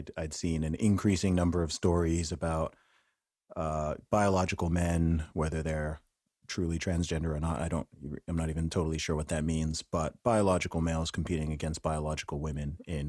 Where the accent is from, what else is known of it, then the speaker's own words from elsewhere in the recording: Saudi Arabia; Yeah, I would say that even despite the fact I grew up in Saudi Arabia, because of the type of area I grew up in, the American culture and dominance was more than the Saudi one